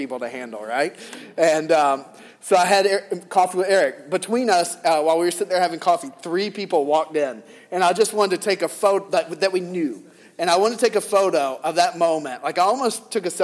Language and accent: English; the South, United States; Growing up in the South